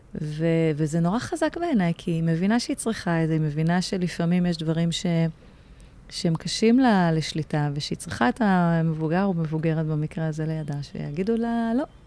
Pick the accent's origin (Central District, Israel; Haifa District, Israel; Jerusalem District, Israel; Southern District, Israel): Haifa District, Israel; Haifa; also born or lived in Aloney Yitzhak youth village; now in Tel Aviv, Israel; בחיפה. זאת אומרת, גדלתי בכפר נוער אלוני יצחק, גיל 6, ואז עברנו חיפה, והיינו גם קצת בשליחויות, כי שני ההורים שלי היו מורים, אבל הבייס זה חיפה, זאת עיר אם